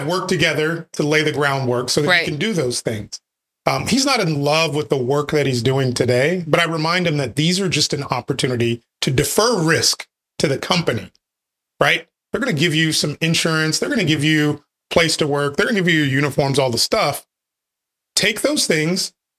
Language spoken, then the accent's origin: English; Wichita, Kansas, United States; also born or lived in Nebraska; now in Texas, United States; Bred by birth, yes. I grew up in Wichita, Kansas. Got to Texas as fast as I could.